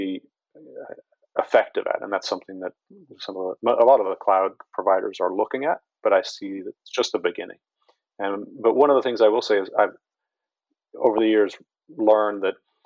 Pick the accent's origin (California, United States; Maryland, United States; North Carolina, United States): Maryland, United States; Baltimore; I'm from Baltimore, or that's my home, and so Baltimore City and the schools have been hit again and again